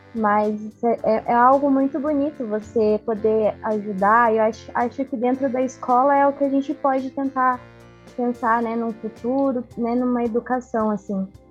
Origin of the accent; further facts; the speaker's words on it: Arapoti, northern Paraná, Brazil; moved away as an adult; now in Irati, Brazil; eu sou do, de Araputi, né, de uma cidade do norte do Paraná. Então eu vim para para cá